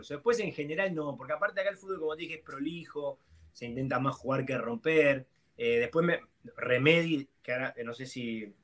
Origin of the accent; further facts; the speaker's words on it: Lanús, Buenos Aires Province, Argentina; moved away as an adult; also born or lived in Portland; yo soy de la Lanús